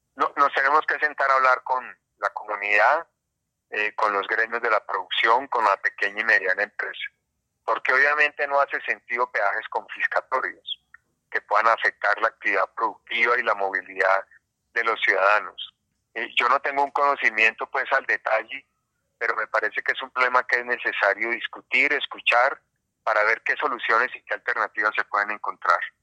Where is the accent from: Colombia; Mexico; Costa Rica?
Colombia; small town in the coffee zone of Caldas; moved away; Yo soy hijo de un pequeño pueblo en la zona cafetera caldense